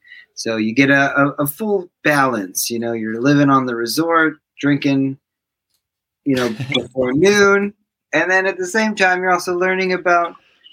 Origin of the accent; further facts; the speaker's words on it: Los Angeles, California, United States; I grew up in Los Angeles.